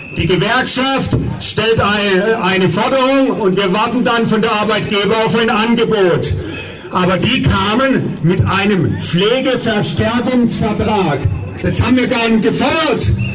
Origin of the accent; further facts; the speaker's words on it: Freiburg, Baden-Württemberg, Germany; ich komme aus Freiburg